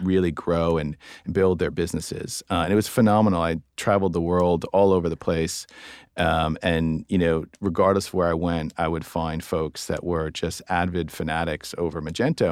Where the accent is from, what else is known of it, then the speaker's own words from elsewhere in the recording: East Coast, United States; I'm American. Uh, grew up, grew up on the East Coast